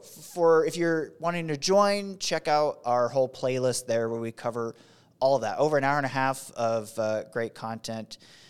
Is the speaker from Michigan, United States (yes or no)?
no; Fort Benning, Georgia, United States; born there; I was born in Fort Benning.